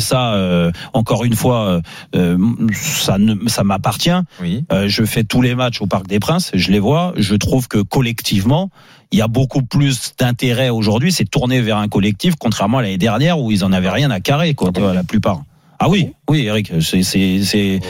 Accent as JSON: {"language": "French", "country": "France", "said": "nous, en tant que Français"}